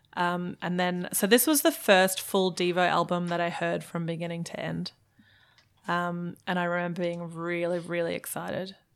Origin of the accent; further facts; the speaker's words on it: Germany; also born or lived in Melbourne, Australia; now in Brisbane, Australia; I was born in Germany.